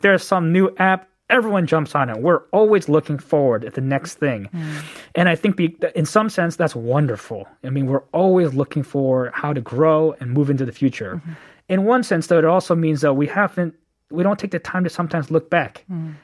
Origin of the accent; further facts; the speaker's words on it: Bay Area, California, United States; moved away as an adult; now in Korea; born and raised in the Bay Area, okay. um, and so I grew up there all my life